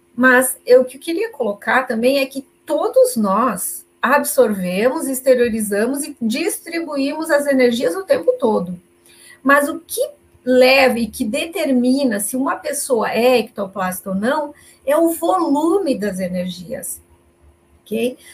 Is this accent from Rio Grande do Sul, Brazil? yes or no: yes; Caxias do Sul, Rio Grande do Sul, Brazil; Eu sou de Caxias do Sul, falo de vocês com vocês aqui de Caxias do Sul, no Rio Grande do Sul